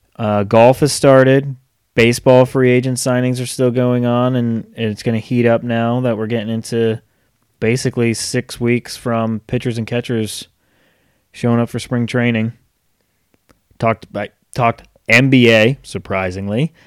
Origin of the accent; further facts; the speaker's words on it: Rhode Island, United States; now in North Carolina, United States; growing up in Rhode Island, hockey fan. Moved down here to North Carolina